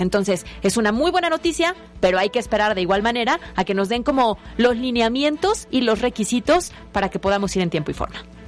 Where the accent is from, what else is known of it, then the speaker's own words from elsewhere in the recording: Puebla, Mexico; 100% poblanas.